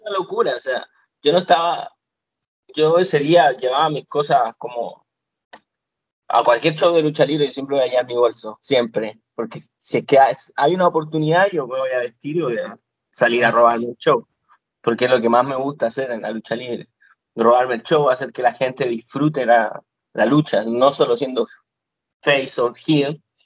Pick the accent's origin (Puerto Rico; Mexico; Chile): Chile; moved away as an adult; now in Florida, United States; vine desde Chile, que vine de tan lejos